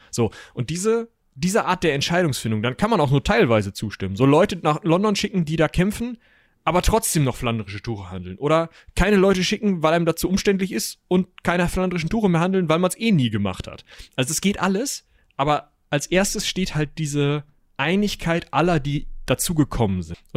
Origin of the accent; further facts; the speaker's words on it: North Rhine-Westphalia, Germany; bei uns in Westfalen meistens